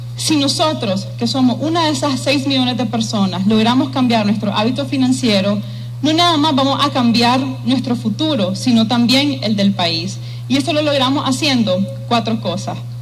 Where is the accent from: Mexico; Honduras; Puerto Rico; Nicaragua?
Nicaragua; also born or lived in Taiwan; nos identifica como nicaragüenses